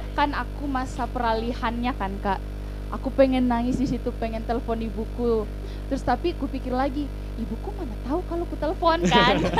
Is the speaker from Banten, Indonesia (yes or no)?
no; Toraja, South Sulawesi, Indonesia; moved away as an adult; now in Yogyakarta, Indonesia; aku dari Toraja